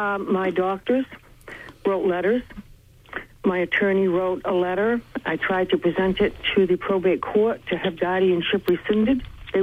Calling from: Bangor, Maine, United States; I'm calling from Bangor.

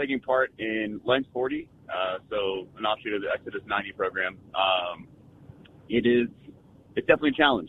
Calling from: Dallas, Texas, United States; I'm calling from Dallas.

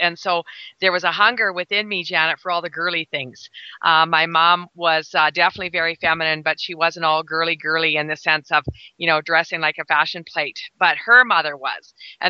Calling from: Black Falls, Alberta, Canada; I'm broadcasting today from Black Falls, Alberta, Canada.

